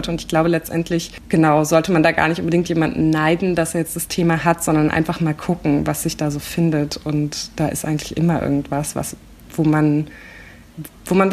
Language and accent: German; East Germany, Germany; dass ich eben als Ostdeutsche manchmal das Gefühl hatte, oh, okay, jetzt gehöre ich irgendwie gerade nicht dazu, klar.